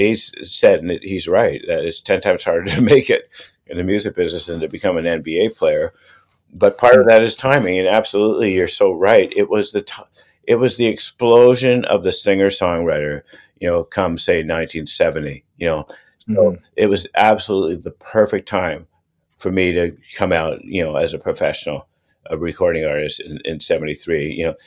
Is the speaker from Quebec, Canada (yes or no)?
no; Toronto, Ontario, Canada; I was born in Toronto in 1954